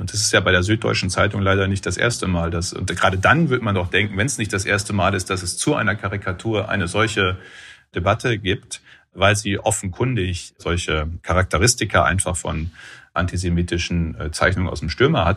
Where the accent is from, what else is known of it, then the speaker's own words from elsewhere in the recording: Münsterland, North Rhine-Westphalia, Germany; Ich komme aus dem Münsterland, ist eine der auch landwirtschaftlich intensivsten Regionen in Europa